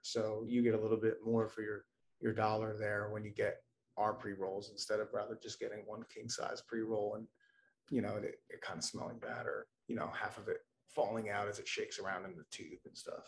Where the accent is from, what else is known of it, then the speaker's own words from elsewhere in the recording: New Jersey, United States; now in Maine, United States; I'm originally from New Jersey